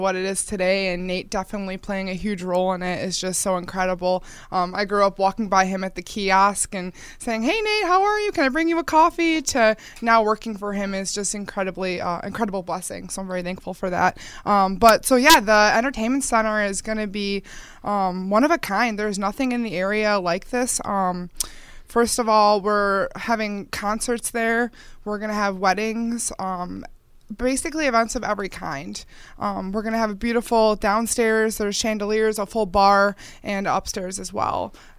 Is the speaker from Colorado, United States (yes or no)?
no; Eastern Hills Mall, Buffalo area, New York, United States; I grew up near the Eastern Hills Mall